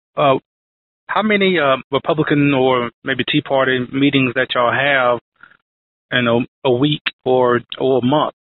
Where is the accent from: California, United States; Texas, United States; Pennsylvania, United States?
Texas, United States; I'm from Texas